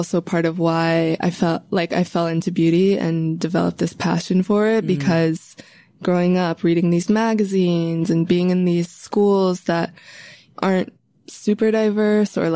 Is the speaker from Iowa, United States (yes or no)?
no; Chicago, Illinois, United States; I grew up in Hyde Park